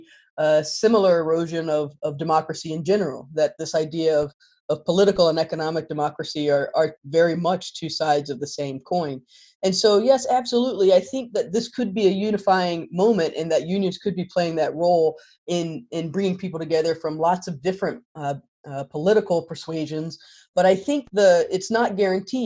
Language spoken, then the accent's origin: English; North Carolina, United States; moved away; I'm originally from North Carolina.